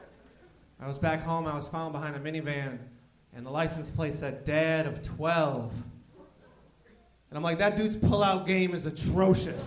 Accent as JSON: {"language": "English", "region": "Illinois", "country": "United States", "tie": "born or raised there", "moved": "yes", "said": "everybody I grew up with in Illinois"}